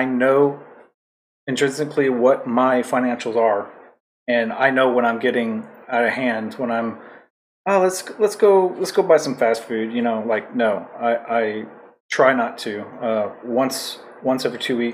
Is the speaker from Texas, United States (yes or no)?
yes; Texas, United States; moved away as an adult; also born or lived in Japan; now in Hawaii, United States; I was born in Texas, and I grew up